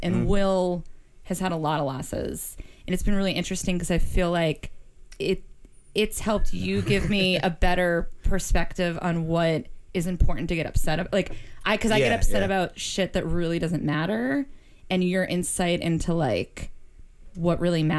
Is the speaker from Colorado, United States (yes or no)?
no; Boston, Massachusetts, United States